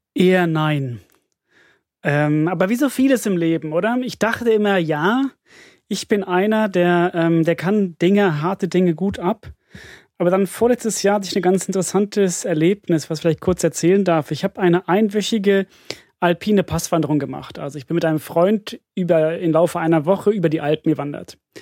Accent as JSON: {"language": "German", "country": "Finland", "moved": "yes", "said": "ich komme aus Finnland"}